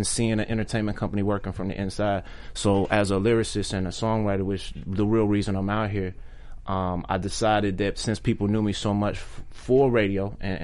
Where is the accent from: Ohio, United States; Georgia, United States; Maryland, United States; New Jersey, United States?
Maryland, United States; Maryland / D.C., United States; moved away as an adult; also born or lived in Washington, D.C.; now in Los Angeles, United States; I'm from Maryland. Maryland and D.C. DMV